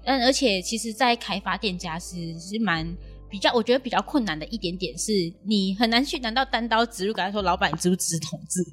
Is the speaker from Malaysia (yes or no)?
yes; Malaysia; now in Tainan, Taiwan; 我是马来西亚人